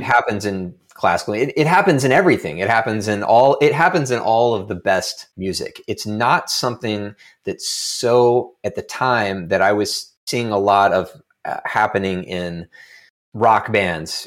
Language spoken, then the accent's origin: English; Lexington, Kentucky, United States; moved away as an adult; also born or lived in Evanston, Illinois; as a kid growing up in Lexington, Kentucky